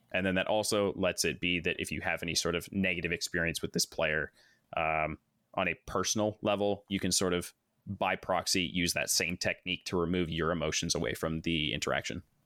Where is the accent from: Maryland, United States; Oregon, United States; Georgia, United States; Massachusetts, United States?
Oregon, United States; Corvallis; born and raised in Corvallis, Oregon. I'm now almost thirty years old, still stuck here